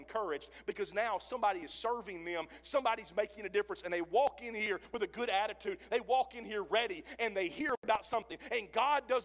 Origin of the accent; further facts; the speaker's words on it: Mississippi, United States; now in Oklahoma, United States; I'm from Mississippi. I get my words twisted half the time